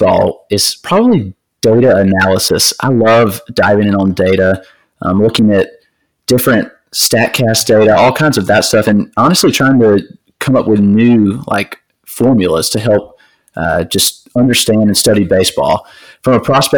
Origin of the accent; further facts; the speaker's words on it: Greenville, South Carolina, United States; I am from Greenville, South Carolina, down here in the good old South Carolina